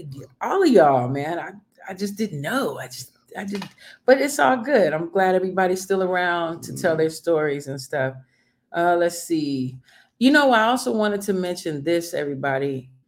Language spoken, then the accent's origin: English; Chicago, Illinois, United States; I'm from Chicago, and we were more into the house scene in Chicago.